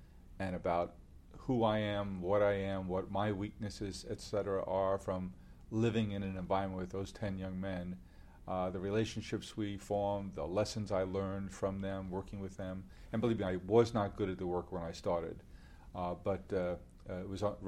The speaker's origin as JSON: {"language": "English", "town": "Queens", "region": "New York", "country": "United States", "tie": "born or raised there", "said": "Indeed, I am. Born and raised in Queens."}